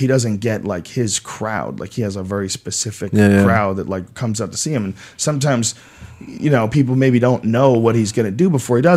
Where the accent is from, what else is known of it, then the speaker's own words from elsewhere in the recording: New Jersey, United States; moved away; also born or lived in Boston / New York; I was born in Jersey.